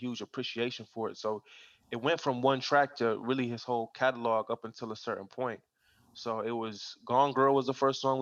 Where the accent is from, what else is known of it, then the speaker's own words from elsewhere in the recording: Akron, Ohio, United States; I grew up in Akron, Ohio. When I was 13, I moved to Akron to live with my dad and his side of the family